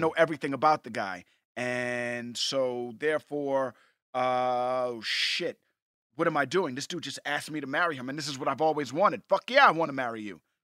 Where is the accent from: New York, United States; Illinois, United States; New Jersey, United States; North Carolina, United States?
New York, United States; moved away; I'm from New York